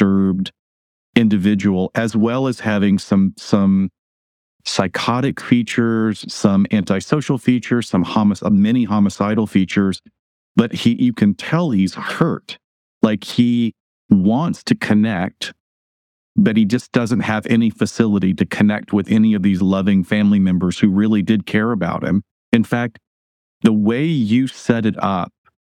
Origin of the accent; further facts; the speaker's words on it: Alabama, United States; I grew up in Alabama